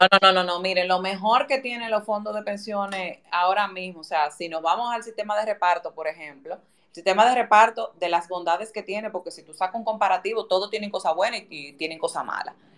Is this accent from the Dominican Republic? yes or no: yes; Dominican Republic